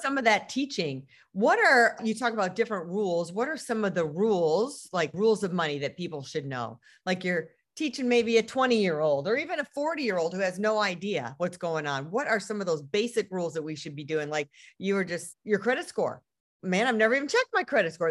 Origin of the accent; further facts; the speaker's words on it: Detroit, Michigan, United States; that's my hometown.